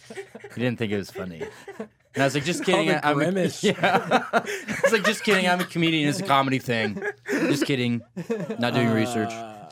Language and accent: English; Bloomington, Illinois, United States; moved away; I was born in Bloomington originally.